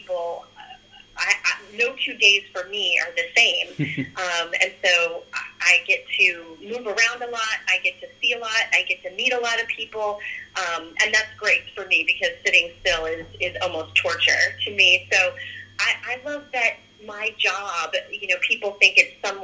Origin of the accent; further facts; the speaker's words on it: Cheyenne, Wyoming, United States; moved away; I was born and raised there. So, I grew up in Cheyenne.